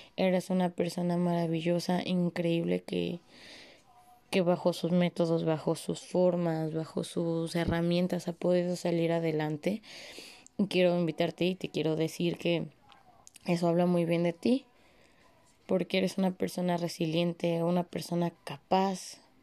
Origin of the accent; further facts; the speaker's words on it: Mexico; como buenos mexicanos